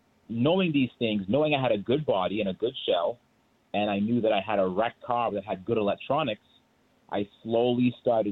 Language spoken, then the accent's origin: English; Boston, Massachusetts, United States; I grew up in Boston